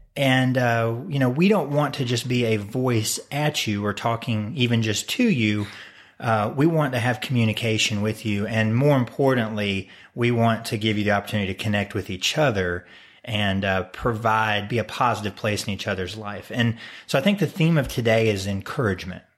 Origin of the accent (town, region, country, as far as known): United States